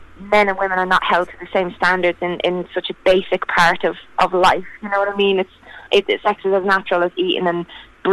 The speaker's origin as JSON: {"language": "English", "country": "Ireland", "tie": "born or raised there", "said": "I'm in Ireland, and I grew up in Ireland"}